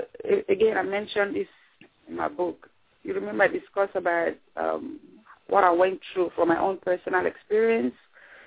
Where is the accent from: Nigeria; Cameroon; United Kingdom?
Nigeria; Like a typical Nigerian woman, I can only speak for what I know. I'm from Nigeria, so a typical Nigerian woman is often seen as the husband's property if he's married.